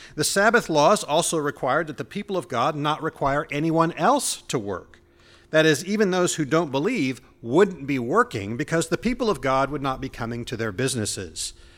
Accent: Indianapolis, Indiana, United States; moved away; I grew up in Indianapolis

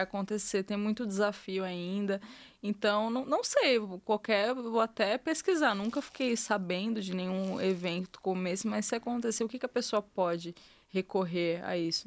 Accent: Brazil; eu sou brasileira

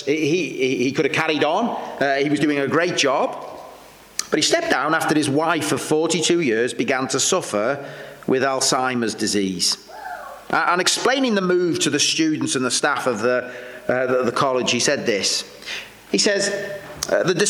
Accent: Welsh, Wales, United Kingdom; I'm Welsh

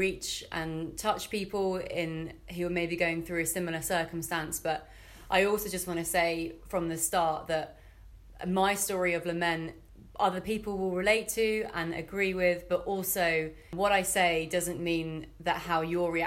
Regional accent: Fleet, South East England, United Kingdom; moved away as an adult; now in Bristol, United Kingdom; I'm originally from Fleet in Hampshire

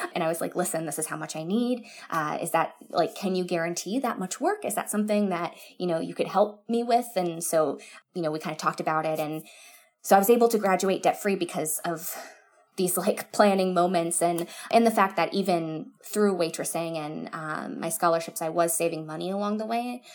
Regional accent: Florida, United States; also born or lived in Orange County, California; we're from Florida and so we have beaches here

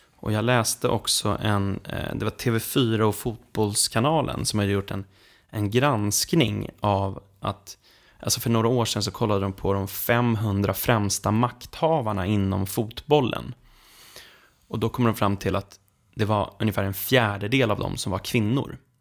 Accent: Sweden; vi svenskar

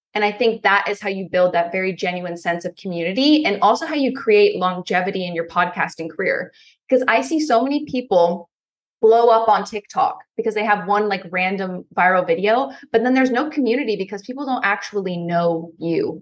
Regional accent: Pennsylvania, United States; I'm from Pennsylvania. I live in a cornfield

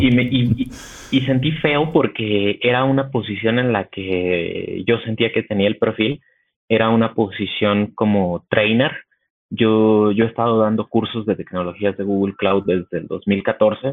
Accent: Mexico City, Mexico; soy mexicano y vivo en la Ciudad de, de, México. Aquí estoy. Soy, soy capitalino de toda la vida.

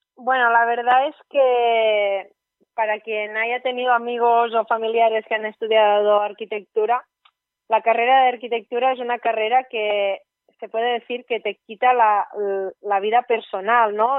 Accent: Ogassa, Catalonia, Spain; also born or lived in Barcelona; yo soy de Ogasa, de una población súper pequeña que hay en la comarca de Ripollés, provincia de Gerona

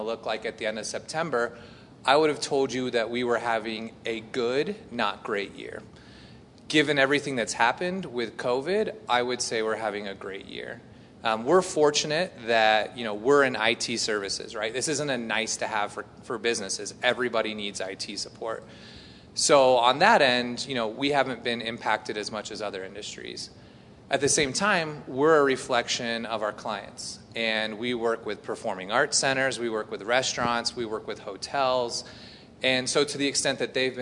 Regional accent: Indiana, United States; I grew up in Indiana, and at my high school, we had a radio station

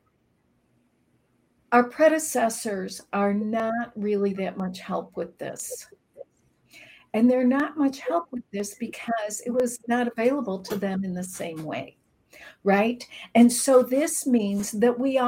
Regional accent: Chicago, Illinois, United States; I'm from Chicago. I grew up in a very traditional Midwest family

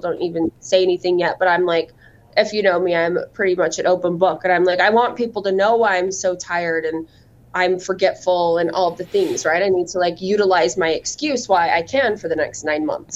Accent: Cedar City, Utah, United States; moved away as an adult; also born or lived in Las Vegas, Nevada / Grand Rapids, Michigan; I am from Utah, but I am from the southern part of the state, a little town called Cedar City.

